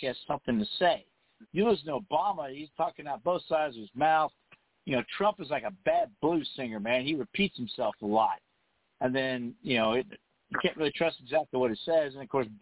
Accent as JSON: {"language": "English", "country": "United States", "said": "as an American"}